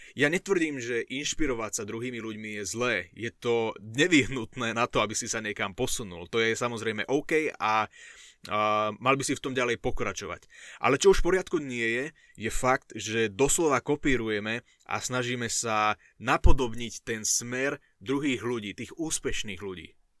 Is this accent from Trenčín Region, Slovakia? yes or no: no; Šaľa, Nitra Region, Slovakia; na základnej škole u nás v Šali